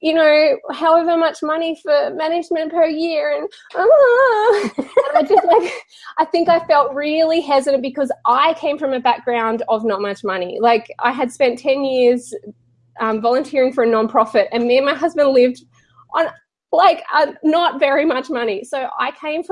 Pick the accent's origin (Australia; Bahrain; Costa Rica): Australia; I'm Australian, and so we make our A's really long